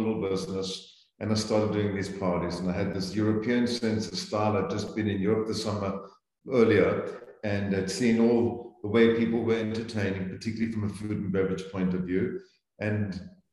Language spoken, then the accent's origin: English; Zambia; moved away as an adult; also born or lived in South Africa; now in United States; So I grew up in Central Africa, in Zambia, and was educated in South Africa.